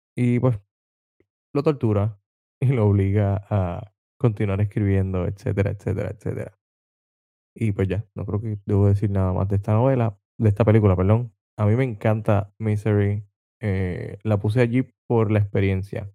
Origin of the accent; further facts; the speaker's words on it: Vega Baja, Puerto Rico; soy de Vega Baja, Vega Baja es la ciudad del melao melao.